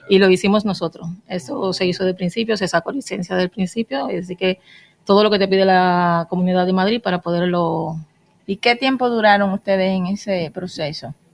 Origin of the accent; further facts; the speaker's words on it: Dominican Republic; Todos somos dominicanos aquí.